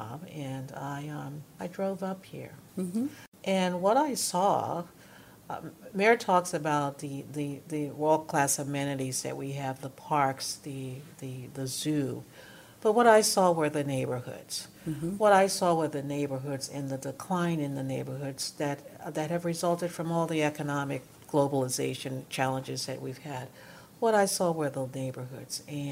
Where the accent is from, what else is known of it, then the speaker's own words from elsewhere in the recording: East Coast, United States; moved away as an adult; also born or lived in Prince George's County, Maryland; now in Toledo, United States; I'm from the East Coast